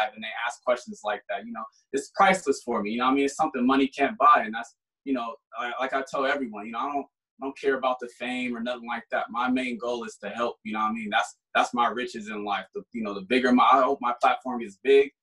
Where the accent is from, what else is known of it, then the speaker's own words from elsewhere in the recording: Sacramento, California, United States; now in Denver, United States; I'm from Sacramento, but I live in Denver now